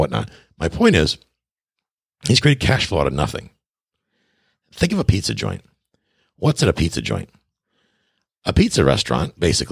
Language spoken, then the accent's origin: English; Buffalo, New York, United States; also born or lived in Tarpon Springs, Florida; now in Key West, United States; I'm from Buffalo, New York, originally